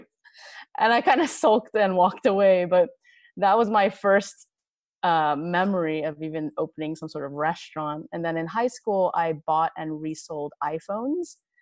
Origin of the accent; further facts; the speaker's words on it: Los Angeles, California, United States; born and raised in Los Angeles